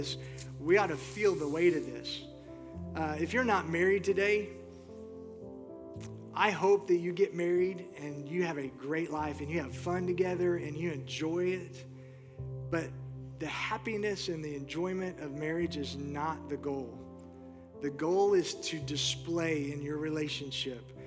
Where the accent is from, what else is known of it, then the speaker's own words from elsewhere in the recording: Houston, Texas, United States; moved away as an adult; also born or lived in Moore, Oklahoma; I grew up in Houston. That's home base for me